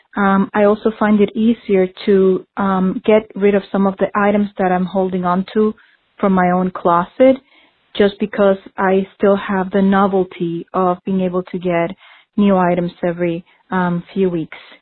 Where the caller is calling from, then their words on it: Stamford, Connecticut, United States; I'm calling from Stamford, Connecticut